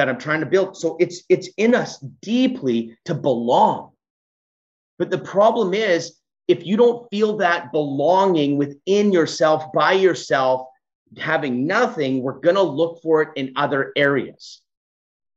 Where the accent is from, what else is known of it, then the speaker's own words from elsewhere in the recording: Edmonton, Alberta, Canada; I was born in the Edmonton city.